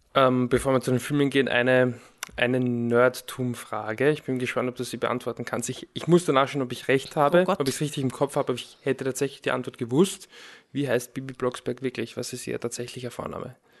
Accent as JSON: {"language": "German", "region": "Lower Austria", "country": "Austria", "tie": "born or raised there", "said": "ich bin in Niederösterreich aufgewachsen"}